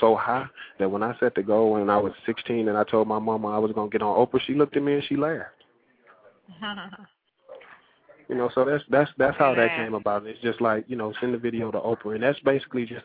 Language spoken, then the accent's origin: English; the South, United States; now in Los Angeles, United States; I come from the South where nothing was given to you